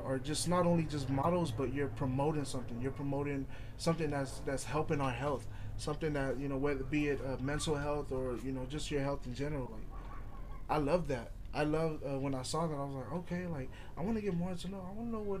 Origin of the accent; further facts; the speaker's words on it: Lynwood, California, United States; I'm from Linwood, but I'm from L.A.